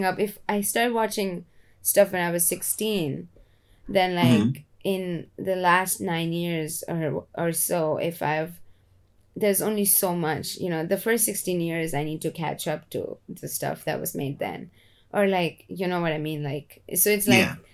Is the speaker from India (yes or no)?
yes; India; now in United States; I came from India and I came to America, which is an extremely hardworking workaholic environment. And that's how I grew up as well